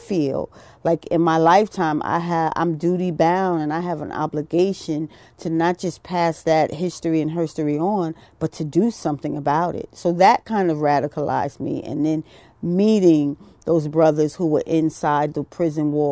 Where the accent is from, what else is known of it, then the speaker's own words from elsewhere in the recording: New York City, New York, United States; I was born and raised in Brooklyn, New York.